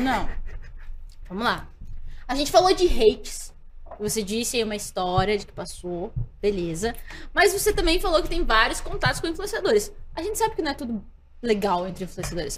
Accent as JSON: {"language": "Portuguese", "town": "Curitiba", "region": "Paraná", "country": "Brazil", "said": "eu sou de Curitiba, então é sul também."}